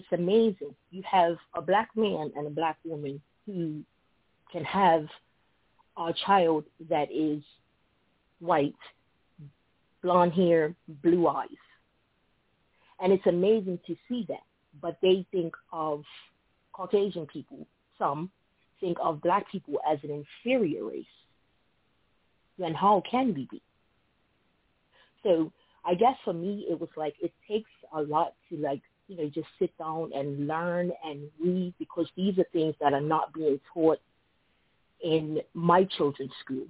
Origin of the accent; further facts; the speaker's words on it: Bermuda; now in United States; So I live in the United States, and I wasn't born and raised in the United States. I was born and raised in Bermuda.